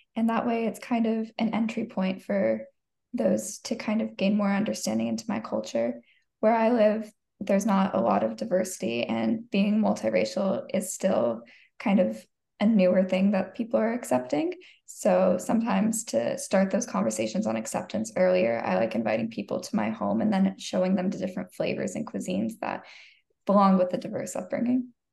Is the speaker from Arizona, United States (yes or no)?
yes; Arizona, United States; growing up in it, being raised in Arizona